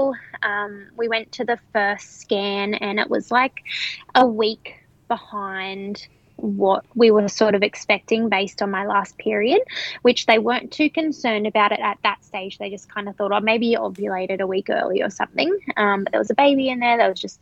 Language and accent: English; Hunter Valley, New South Wales, Australia; I am from the Hunter Valley